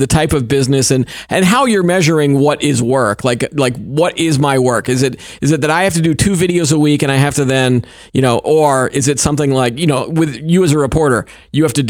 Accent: United States; as an American

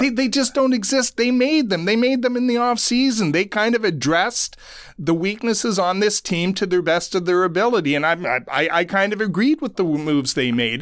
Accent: Ottawa, Ontario, Canada; I grew up in Ottawa

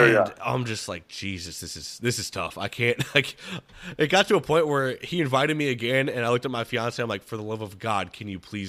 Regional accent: United States; I was born in the Quad Cities.

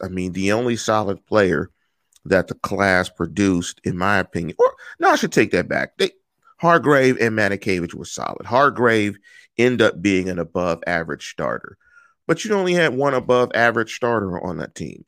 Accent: Pittsburgh, Pennsylvania, United States; I'm from the East Coast, I'm from Pittsburgh

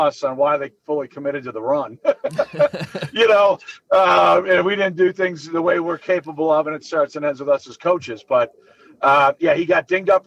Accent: Orland Park, Illinois, United States; I'm from Orland.

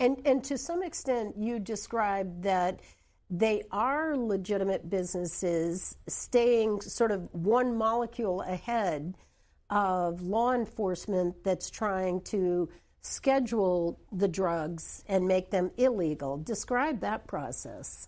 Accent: New Hampshire, United States; I come from New Hampshire

